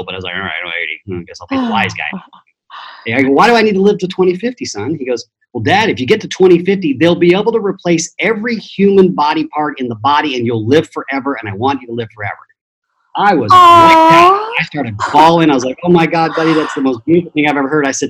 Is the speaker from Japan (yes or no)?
yes; Japan; being Italian, I was, quote unquote, baptized in the Roman Catholic Church. But I grew up in Japan, so that's really interesting.